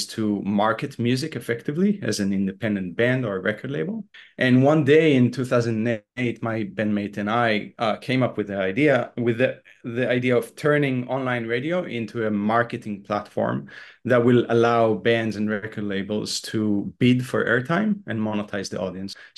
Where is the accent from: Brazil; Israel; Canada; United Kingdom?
Israel; moved away as an adult; also born or lived in Boston, United States / Los Angeles, United States; I was born and raised in Israel